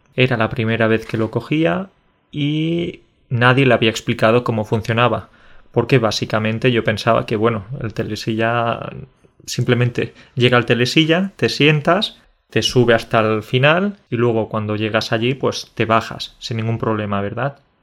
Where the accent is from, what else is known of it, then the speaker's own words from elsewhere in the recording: Jaén, Andalusia, Spain; moved away as an adult; now in Poland; yo soy del sur de España, en Andalucía